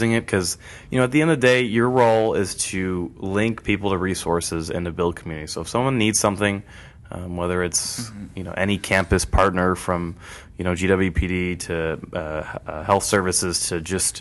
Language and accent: English; Northbrook, Illinois, United States; I've actually been there my whole life